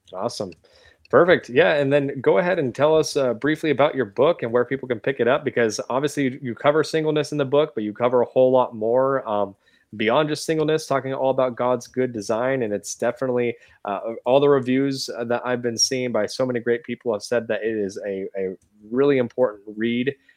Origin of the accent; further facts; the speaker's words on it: Washington, United States; moved away as an adult; now in the South, United States; I grew up in Washington State